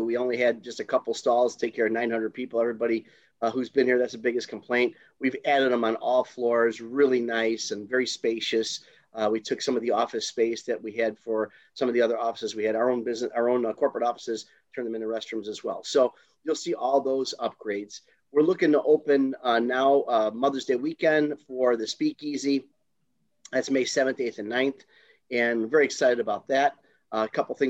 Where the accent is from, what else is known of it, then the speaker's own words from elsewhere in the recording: Chicago, Illinois, United States; now in St. Charles, United States; I am originally from Taylor Street in Chicago.